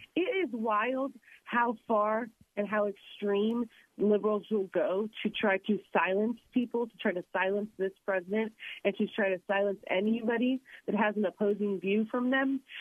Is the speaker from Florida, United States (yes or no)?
yes; Florida, United States; my home state